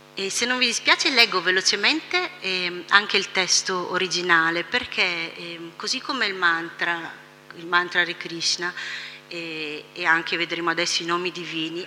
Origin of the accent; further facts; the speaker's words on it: Italy; per noi che siamo nati in Italia, tutti all'interno di una tradizione cristiana